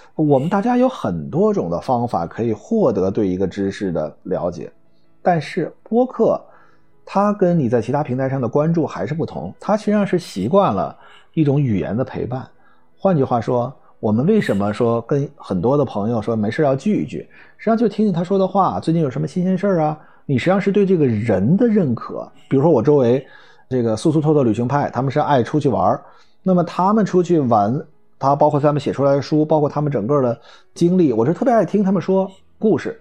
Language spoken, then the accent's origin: Chinese; China; 我们中国人